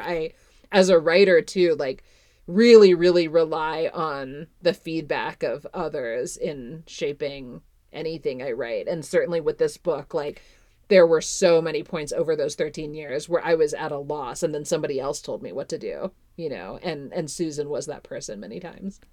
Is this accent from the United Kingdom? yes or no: no; Canada; now in Fort Collins, United States; I grew up in Canada